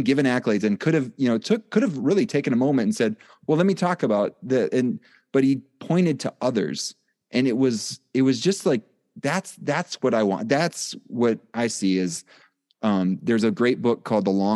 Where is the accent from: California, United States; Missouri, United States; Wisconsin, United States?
Wisconsin, United States; I'm from Wisconsin.